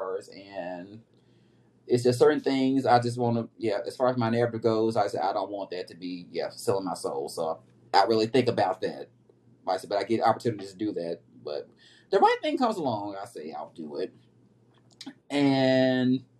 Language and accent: English; Memphis, Tennessee, United States; my hometown of Memphis, Tennessee.